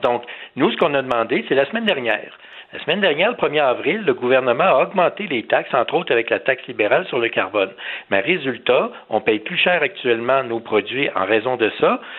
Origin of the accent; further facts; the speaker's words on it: Canada; Moi, je suis un Canadien, je suis fier d'être Canadien, j'aime mon pays